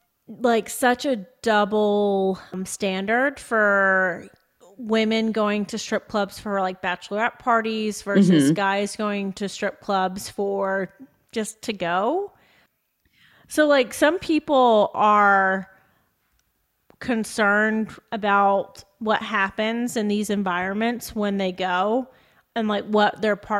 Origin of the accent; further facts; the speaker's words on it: United States; as we are as an American culture specifically